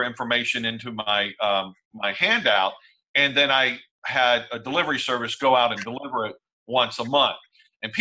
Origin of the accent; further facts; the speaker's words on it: Texas, United States; I'm from Texas